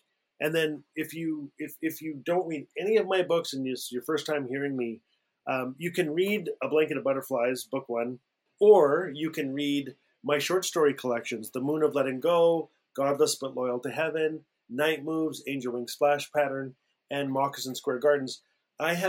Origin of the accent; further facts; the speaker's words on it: Fort Smith, Northwest Territories, Canada; growing up in Fort Smith, Northwest Territories in the 70s and 80s, I was a great Canadian.